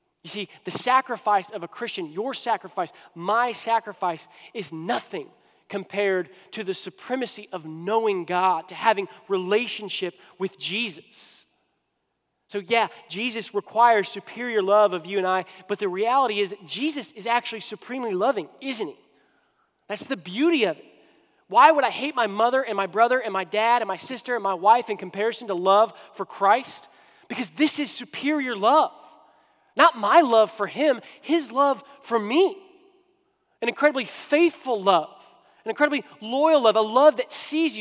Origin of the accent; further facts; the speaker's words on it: United States; now in Houston, United States; I'm an American